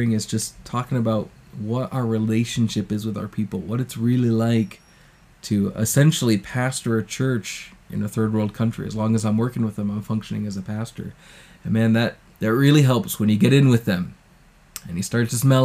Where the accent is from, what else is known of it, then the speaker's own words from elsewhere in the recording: United States; moved away; as an American